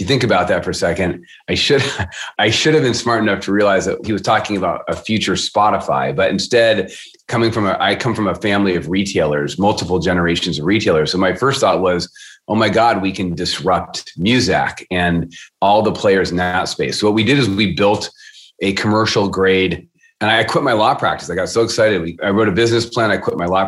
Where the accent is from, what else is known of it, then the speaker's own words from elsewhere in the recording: Seattle, Washington, United States; I am born and raised in Seattle